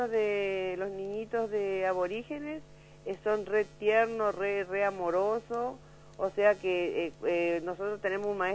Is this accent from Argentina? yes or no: yes; Comandante Fontana, Formosa, Argentina; Yo, nací eh, acá en Comandante Fontana, este, pero me, crié más en el campo, porque mis padres trabajaban ahí, entonces este, nos criamos ahí. Luego, cuando terminé la primaria, nos vinimos acá a la, localidad de Comandante Fontana